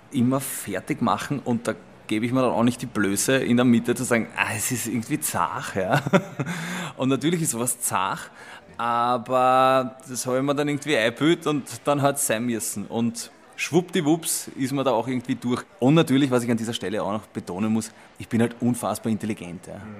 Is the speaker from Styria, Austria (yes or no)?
no; Simmering, Vienna, Austria; Aber ich komme aus Simmering, ja, wenn man wie ich sage, 23 Bier